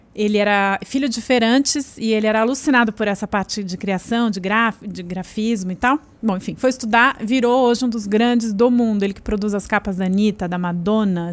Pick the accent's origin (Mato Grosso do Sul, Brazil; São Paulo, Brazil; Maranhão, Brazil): São Paulo, Brazil; Eu sou da Zona Oeste de São Paulo, de Pinheiros